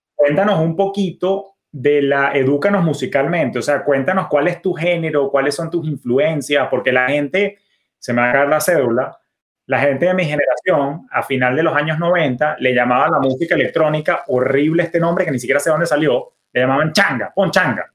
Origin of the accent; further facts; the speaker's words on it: Caracas, Capital District, Venezuela; en la ciudad de Caracas, en mi país natal, Venezuela